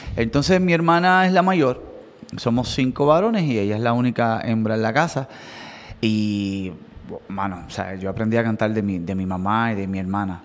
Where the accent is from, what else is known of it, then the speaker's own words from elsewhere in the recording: Coamo, Puerto Rico; nosotros somos de Coamo